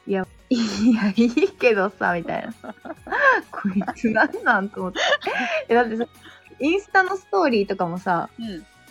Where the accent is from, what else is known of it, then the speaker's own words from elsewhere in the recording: Beppu, Oita, Japan; accent: Oita dialect; moved away as an adult; now in Tokyo, Japan; 別府出身なんですよね